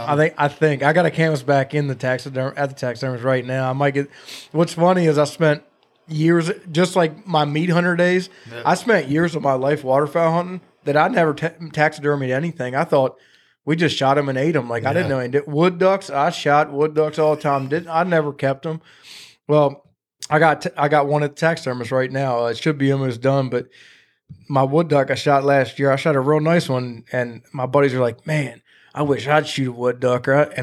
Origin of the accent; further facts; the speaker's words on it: Chincoteague, Virginia, United States; I grew up on Chesapeake and Chincoteague. We were in Chincoteague a lot.